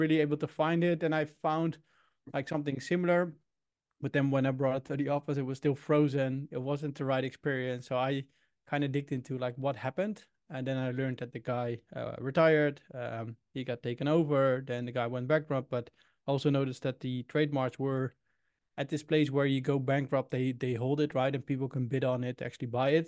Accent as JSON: {"language": "English", "region": "Utrecht", "country": "Netherlands", "also_born_or_lived": "Sydney, Australia / Indianapolis, United States", "second_language": "English", "said": "I'm from the Netherlands, Utrecht"}